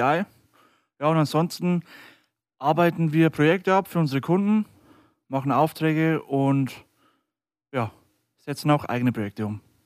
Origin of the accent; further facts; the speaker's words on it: near Deggendorf, Bavaria, Germany; bin 23 Jahre alt und komme aus der Nähe von Deggendorf